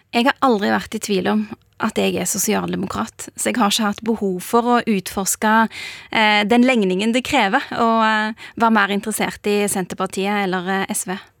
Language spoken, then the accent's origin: Norwegian; Bjørheimsbygd, Rogaland, Norway; now in Oslo, Norway; For meg eh, har det alltid vært viktig at jeg kommer fra Bjørheimsbygd